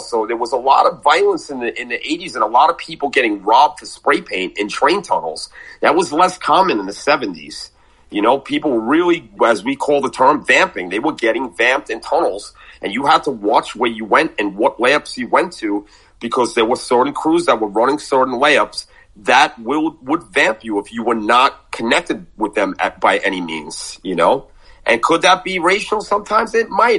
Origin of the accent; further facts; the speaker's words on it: New York City, New York, United States; I grew up in Brooklyn